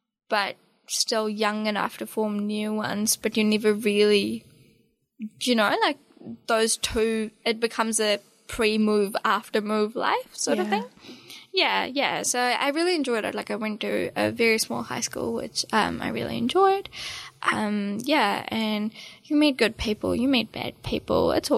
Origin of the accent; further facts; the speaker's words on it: India; moved away; I'm still Indian. Yeah, 100%. Yeah. It's really weird with my accent, and I don't quite know when and how and why I changed this much. People often don't realize that I'm actually an immigrant.